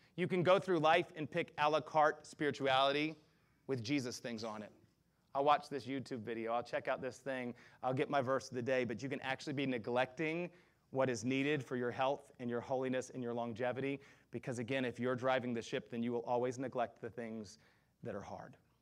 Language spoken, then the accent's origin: English; the South, United States; I grew up in the South all of my life